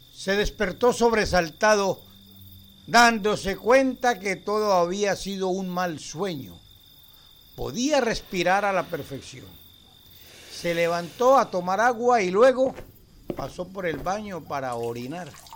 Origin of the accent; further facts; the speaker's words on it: Argentina; now in Brazil; Soy argentina, pero hace muchos años que vivo en Brasil